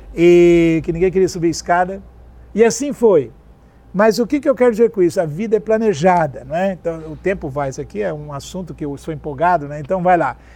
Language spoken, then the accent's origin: Portuguese; South Region, Brazil; Eu sou sulista